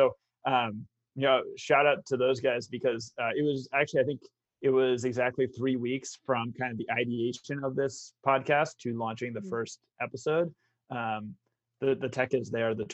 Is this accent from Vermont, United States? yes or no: yes; Vermont, United States; also born or lived in Brookline, Massachusetts; Family eventually moved to Vermont